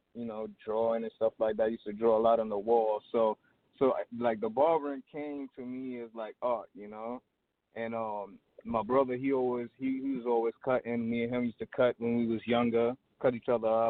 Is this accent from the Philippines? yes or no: no; New York, United States; moved away as an adult; also born or lived in Trinidad; now in Dallas, United States; I was born in Trinidad, and I moved to New York when I was about 9 with my dad